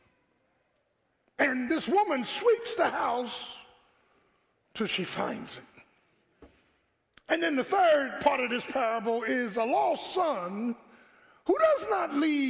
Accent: Philadelphia, Pennsylvania, United States; growing up in South Philly, you know, in the 60s

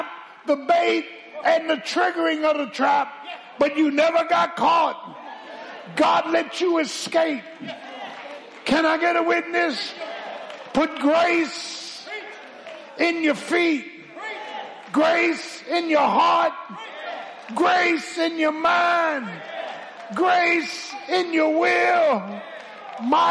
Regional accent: Philadelphia, Pennsylvania, United States; When I grew up in South Philly

